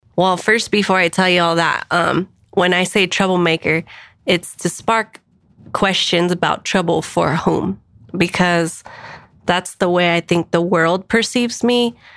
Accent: Denver, Colorado, United States; also born or lived in San Diego / Washington, D.C.; I am an East Sider, born and raised in Swansea.

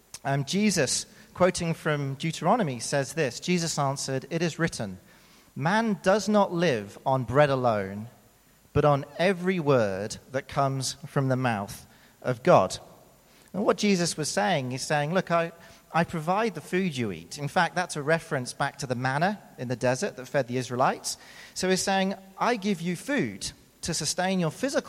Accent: United Kingdom; accent: British; moved away as an adult; now in South Africa; as you can tell from my accent, I am indeed British. Now, I've been here for 11 years, and so before I moved here, when I was living in the UK

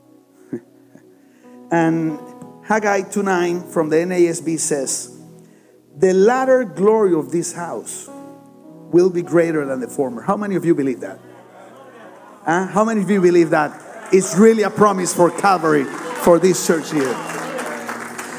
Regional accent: Barranquilla, Atlántico, Colombia; English is a second language; I'm from Barranquilla, Colombia

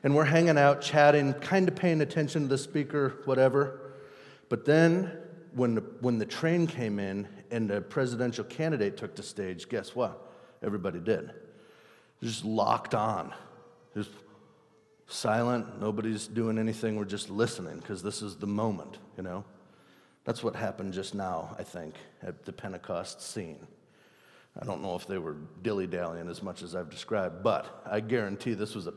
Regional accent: Burlington, Wisconsin, United States; I grew up in Burlington, Wisconsin

